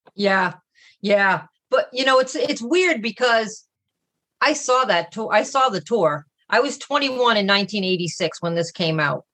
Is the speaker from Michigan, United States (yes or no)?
no; Boston, Massachusetts, United States; I'm from Boston, Massachusetts